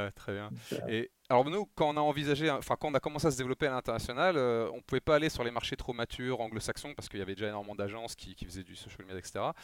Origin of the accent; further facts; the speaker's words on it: France; nous en France